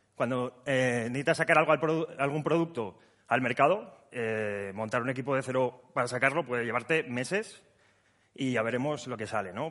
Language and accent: Spanish; Huesca, Aragon, Spain; now in Zaragoza, Spain; que estamos en Zaragoza, pero yo soy de Huesca